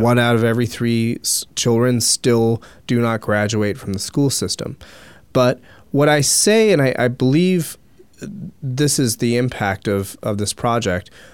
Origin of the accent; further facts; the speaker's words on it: Philadelphia, Pennsylvania, United States; I grew up in the Philadelphia area